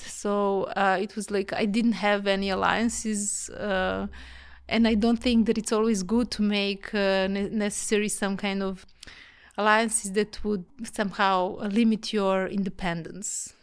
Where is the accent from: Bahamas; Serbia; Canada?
Serbia; Belgrade; moved away as an adult; now in Vienna, Austria; I'm from Serbia, from Belgrade